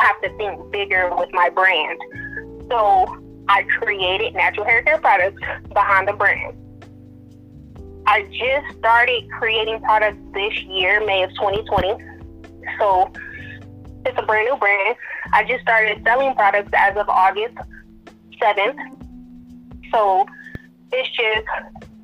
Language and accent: English; Detroit, Michigan, United States; I'm from Detroit, Michigan